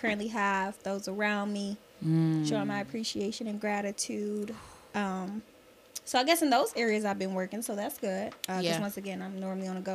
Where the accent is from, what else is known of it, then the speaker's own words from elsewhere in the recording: Detroit, Michigan, United States; Born and raised on the West Side